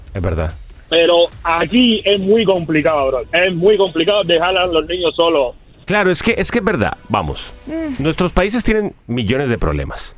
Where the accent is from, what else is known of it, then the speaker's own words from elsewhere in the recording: Cuba; moved away; en Cuba, en mi país